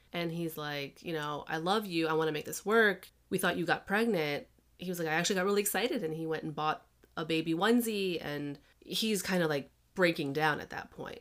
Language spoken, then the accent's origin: English; Chicago, Illinois, United States; also born or lived in Massachusetts; I grew up in Chicago